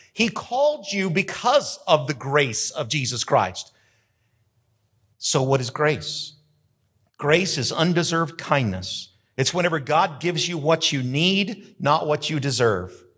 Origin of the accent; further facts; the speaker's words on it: Carrizozo, New Mexico, United States; I grew up in Carrizozo, New Mexico